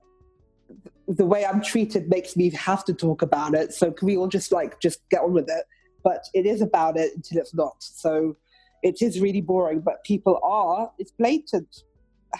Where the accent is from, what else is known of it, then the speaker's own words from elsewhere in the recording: London, United Kingdom; I grew up in Mayfair